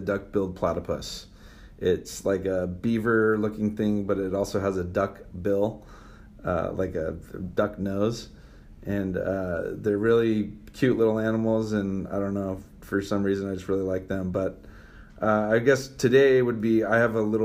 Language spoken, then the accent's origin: English; Santa Ana, California, United States; also born or lived in Alamo, California; now in Redwood City, United States; I was born in Santa Ana, California, in Orange County, and lived there until 1998.